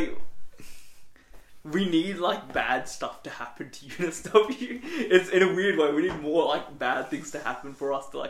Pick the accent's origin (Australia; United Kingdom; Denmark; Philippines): Australia; Sydney, New South Wales; I'm dark skinned. I grew up in Western Sydney, a bit of a rough area, close as you're gonna get to Compton.